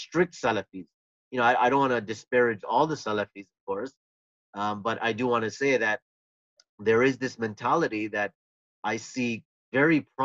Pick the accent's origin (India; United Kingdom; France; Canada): Canada; I was living in Canada